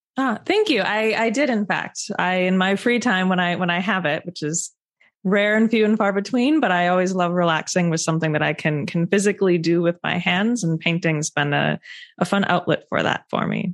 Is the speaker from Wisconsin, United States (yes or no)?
yes; Wisconsin, United States; moved away as an adult; also born or lived in Chicago, United States / Cambridge, United Kingdom; my home state of Wisconsin